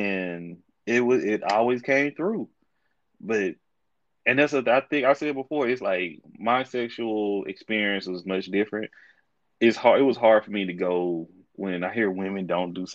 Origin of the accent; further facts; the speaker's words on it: Texas, United States; I am from Texas